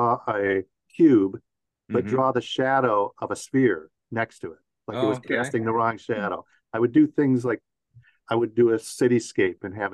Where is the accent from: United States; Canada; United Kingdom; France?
United States; Detroit, Michigan; moved away as an adult; I moved back to Michigan, to my hometown of Detroit